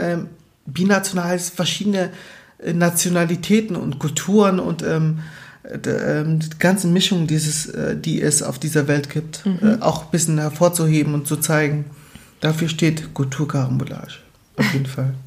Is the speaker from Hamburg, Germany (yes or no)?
no; Baden-Württemberg, Germany; Baden-Württemberg, genau, wo ich aufgewachsen bin.